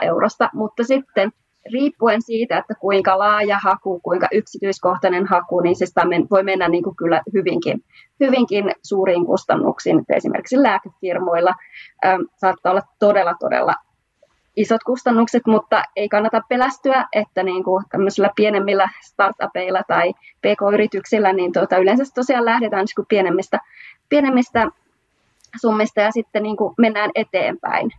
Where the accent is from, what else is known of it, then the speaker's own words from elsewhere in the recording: Oulu, North Ostrobothnia, Finland; moved away as an adult; now in Munich, Germany; mä oon kotoisin sieltä Suomesta, Oulusta, mutta oon ollut tehnyt tämän koko IPR-urani Saksassa Münchenissä